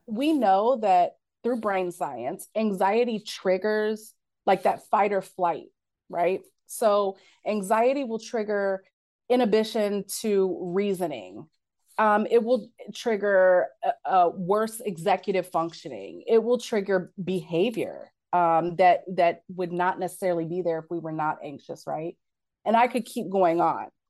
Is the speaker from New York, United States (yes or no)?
no; Cincinnati, Ohio, United States; from Cincinnati